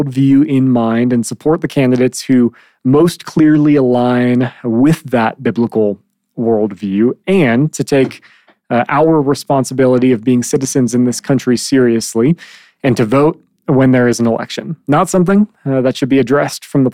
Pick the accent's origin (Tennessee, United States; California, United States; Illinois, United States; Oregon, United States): Illinois, United States; Chicago; moved away; I grew up in Chicago